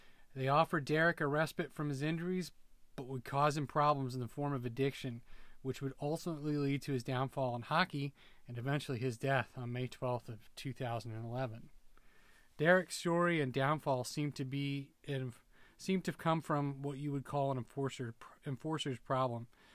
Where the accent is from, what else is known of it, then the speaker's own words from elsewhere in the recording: Minnesota, United States; I'm a Minnesotan. Sure, yeah, you can tell by the way I talk.